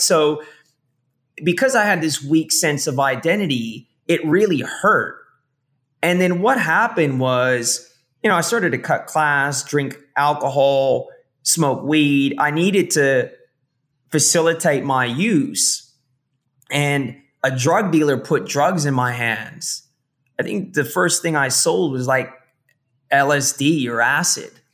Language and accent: English; San Francisco Bay Area, California, United States; moved away as an adult; now in Australia; I was born here in Australia in the early 80s and we migrated to San Francisco Bay Area